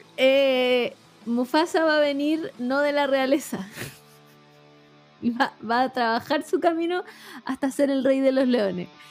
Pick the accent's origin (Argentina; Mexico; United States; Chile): Chile